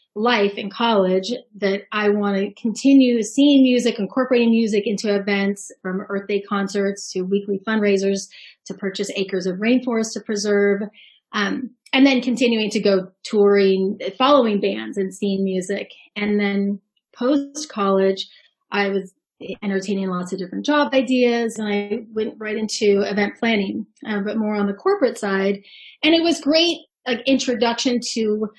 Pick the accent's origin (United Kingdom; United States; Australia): United States; Bay Area, California; I grew up in the Bay Area